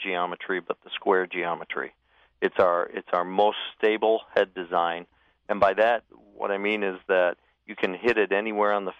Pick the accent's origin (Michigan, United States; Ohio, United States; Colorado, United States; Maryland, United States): Michigan, United States; now in Oregon, United States; I grew up in Michigan